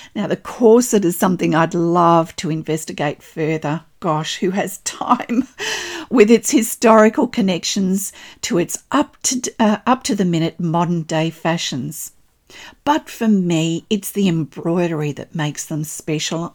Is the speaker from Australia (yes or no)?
yes; Australia; I'm an Australian textile artist